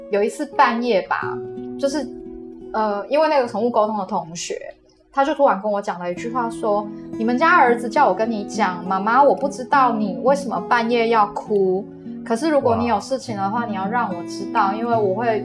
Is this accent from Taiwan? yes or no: yes; Taiwan; moved away; 我小时候在台湾的家